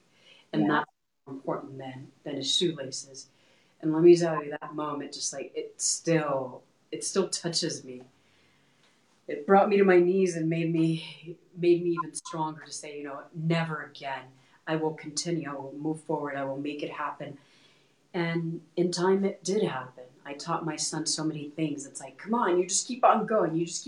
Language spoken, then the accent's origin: English; Texas, United States; now in Colorado, United States; So we're originally from Texas and we moved from point A to point B.